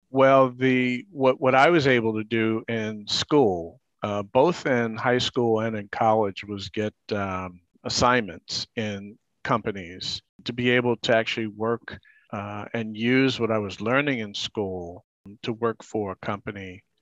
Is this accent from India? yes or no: no; New York City, New York, United States; I grew up in Harlem.